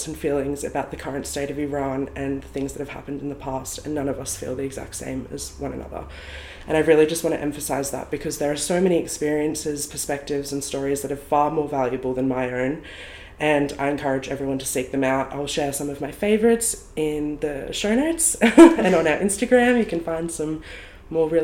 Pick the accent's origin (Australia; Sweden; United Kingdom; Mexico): Australia; I was born here in Australia and I grew up here my whole life